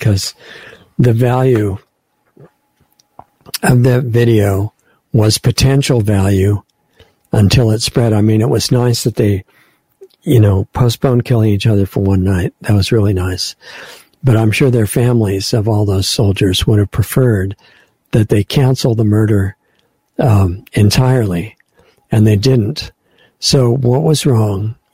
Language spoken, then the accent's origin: English; United States; as an American